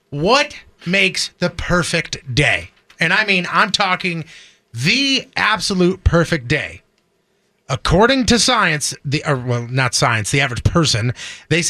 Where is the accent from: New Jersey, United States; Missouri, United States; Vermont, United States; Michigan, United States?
Missouri, United States; Florissant; when I was growing up in Florissant